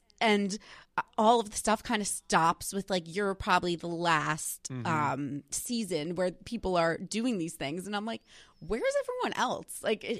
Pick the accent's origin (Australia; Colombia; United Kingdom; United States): United States; New Jersey; now in New York, United States; I'm originally from New Jersey. I've lived in New York now for like 8 years